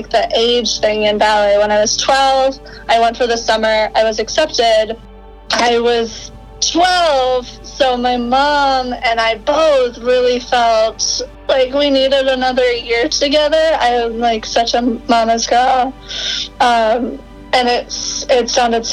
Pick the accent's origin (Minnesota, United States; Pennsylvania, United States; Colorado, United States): Minnesota, United States; Rochester; moved away; I grew up in Minnesota, Rochester, Minnesota